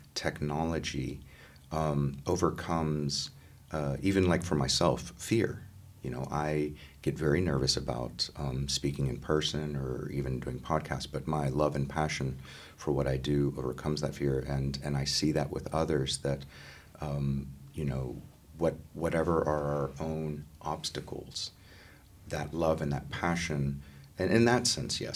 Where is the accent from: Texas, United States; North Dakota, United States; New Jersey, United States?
Texas, United States; my home state